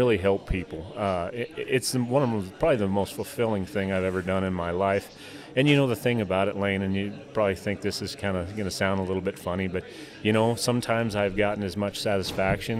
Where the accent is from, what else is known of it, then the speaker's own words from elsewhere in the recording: between Buffalo and Gillette, northeastern Wyoming, United States; moved away as an adult; also born or lived in Bozeman, Montana; now in White Sulphur Springs, United States; I grew up in Wyoming, originally northeastern Wyoming, between Buffalo and Gillette.